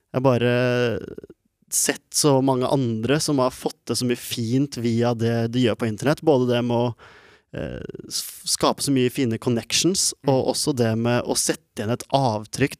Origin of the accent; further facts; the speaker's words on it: Norway; jeg er født i Norge med ikke en rik familie i det hele tatt, men en vanlig norsk familie